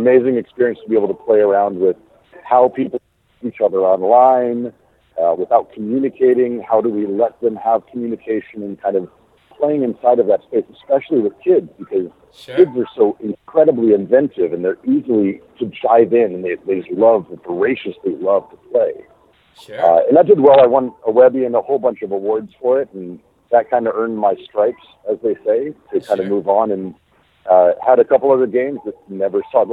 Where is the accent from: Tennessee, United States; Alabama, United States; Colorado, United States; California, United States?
Colorado, United States; just south of Denver; I'm originally from Colorado, just south of Denver